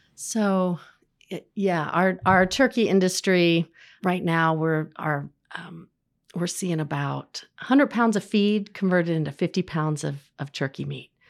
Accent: Terre Haute, Indiana, United States; I grew up in Terre Haute in the nineteen eighties

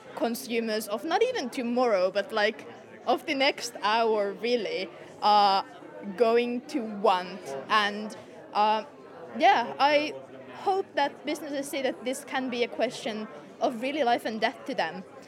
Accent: Finland; I'm from Finland.

